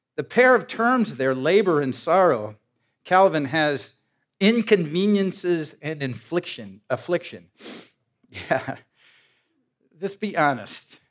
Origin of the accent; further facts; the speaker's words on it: Iowa, United States; moved away; my hometown in Iowa